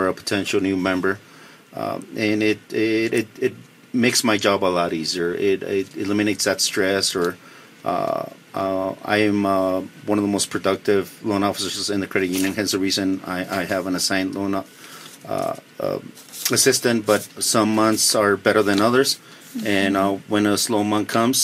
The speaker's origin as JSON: {"language": "English", "country": "Mexico", "moved": "yes", "lives_now": "United States", "said": "Mexico being my home country"}